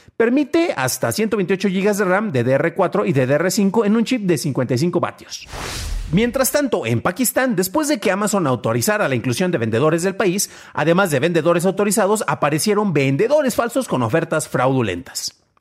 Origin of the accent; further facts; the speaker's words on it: Mexico; no soy estadounidense, soy mexicano